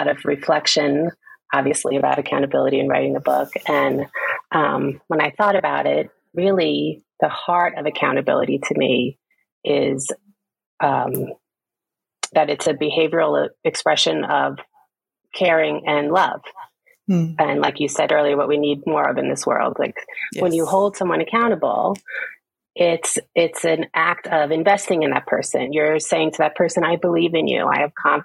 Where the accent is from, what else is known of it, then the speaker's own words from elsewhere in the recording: New York City, New York, United States; I was born in Queens, New York, the youngest of six, a large family.